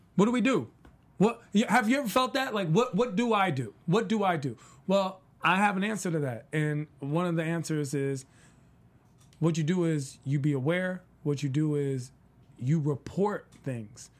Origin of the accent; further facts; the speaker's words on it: East Coast, United States; I'm from the East Coast.